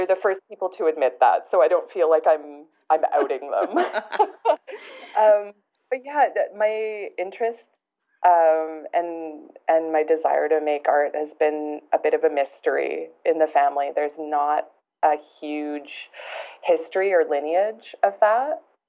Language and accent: English; Alberta, Canada; also born or lived in moved around a lot; I'm originally from Alberta, but I've moved around a lot.